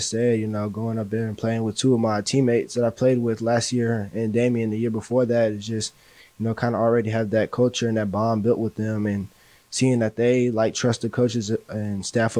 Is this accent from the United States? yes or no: yes; Akron, Ohio, United States; now in Katy, United States; I was born in Akron.